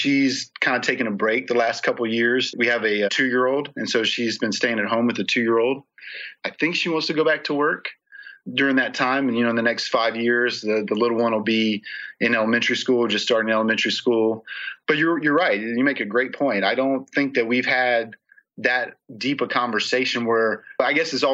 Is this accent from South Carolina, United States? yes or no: yes; Charleston, South Carolina, United States; moved away; my hometown of Charleston, South Carolina